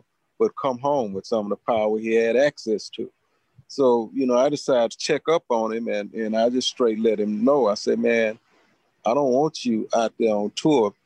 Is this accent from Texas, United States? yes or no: yes; Houston, Texas, United States; down here in Houston